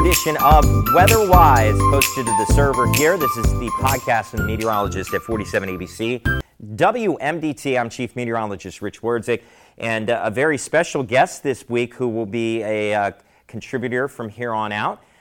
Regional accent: Maryland, United States; when I moved here to Salisbury, although I'm from Maryland.

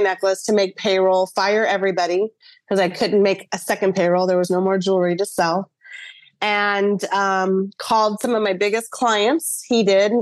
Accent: Dallas, Texas, United States; now in St. Petersburg, United States; I was born in Dallas, Texas, but I currently live in St. Pete, Florida.

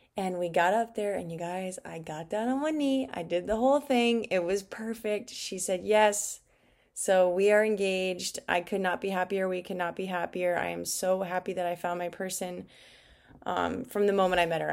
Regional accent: Glendale, Arizona, United States; moved away as an adult; also born or lived in Peoria, Arizona / Georgia; I actually grew up in Glendale, Arizona

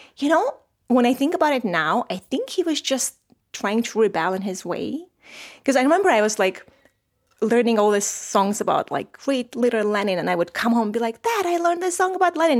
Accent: Armenia; So I was born in Soviet Armenia and I was raised in Soviet Armenia

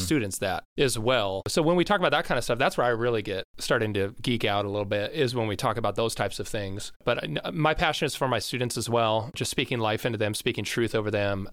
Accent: between Carnation and Duvall, Washington, United States; also born or lived in Tacoma / Tanzania; I grew up just down the, the street, uh, at, like, Marcellus, in between, uh, Carnation and Duval

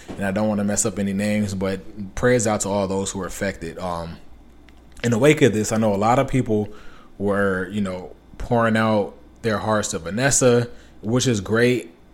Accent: Los Angeles, California, United States; I'm from Los Angeles, California, or from the area within Los Angeles, Los Angeles, California.

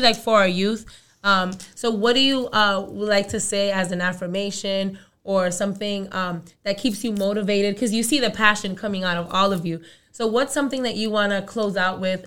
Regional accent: New York City, New York, United States; also born or lived in Dominican Republic; I was born in the Dominican Republic. I'm from Brooklyn

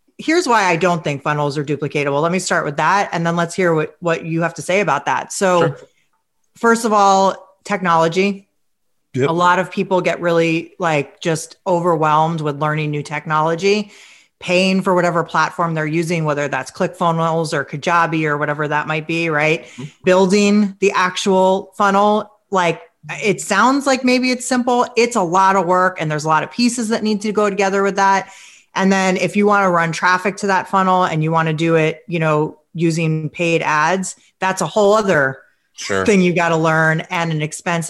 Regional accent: New York City, New York, United States; I'm from New York City

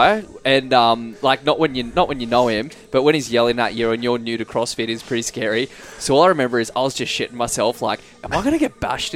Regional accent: Canberra, Australian Capital Territory, Australia; moved away as an adult; now in Perth, Australia; I grew up in Canberra

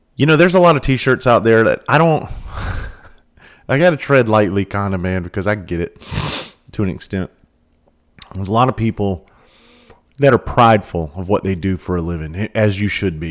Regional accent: the South, South Carolina, United States; I grew up in the South. I grew up around hunting and fishing.

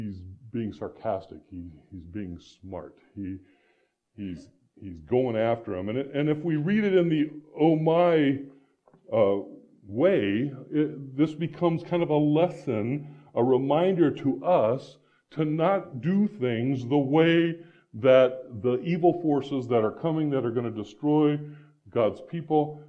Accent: Iowa, United States; moved away; also born or lived in Phoenix, Arizona; I grew up in Iowa.

